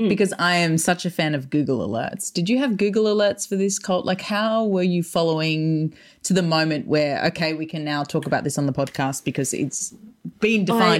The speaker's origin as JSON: {"language": "English", "town": "Toongabbie", "region": "New South Wales", "country": "Australia", "tie": "born or raised there", "said": "I was brought up in Toongabby."}